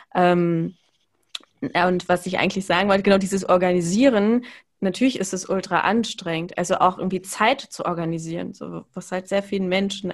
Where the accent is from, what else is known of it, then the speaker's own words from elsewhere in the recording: Cologne, North Rhine-Westphalia, Germany; ich bin ja in Köln aufgewachsen